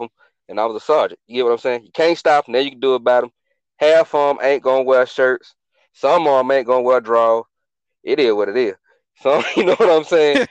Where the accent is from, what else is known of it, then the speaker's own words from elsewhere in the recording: Atlanta, Georgia, United States; moved away as an adult; I was born and raised in Atlanta